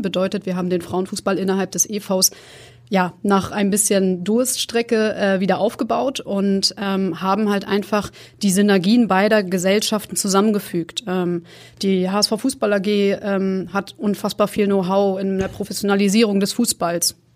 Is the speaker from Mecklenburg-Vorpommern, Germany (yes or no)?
yes; Rostock, Mecklenburg-Vorpommern, Germany; moved away; ich komme ursprünglich aus Rostock, das ist mein Geburtsort.